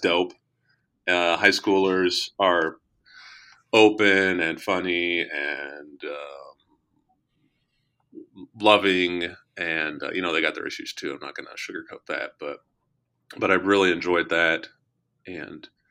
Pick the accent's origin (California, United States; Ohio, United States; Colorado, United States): Colorado, United States; moved away as an adult; also born or lived in Washington, D.C. / Nebraska; now in Kansas City, United States; I grew up in Colorado, but went to college in Kansas City.